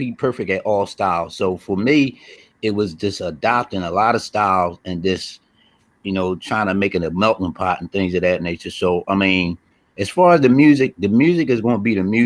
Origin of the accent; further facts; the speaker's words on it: Philadelphia, Pennsylvania, United States; I'm from Philly